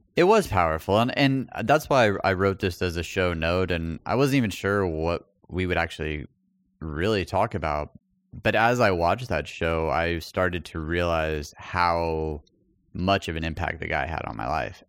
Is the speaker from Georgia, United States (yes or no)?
no; El Paso, Texas, United States; moved away; when I moved away from El Paso